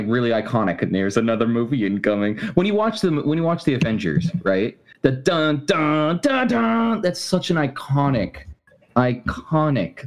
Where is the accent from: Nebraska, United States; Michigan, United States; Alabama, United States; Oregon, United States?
Alabama, United States; I was born in Alabama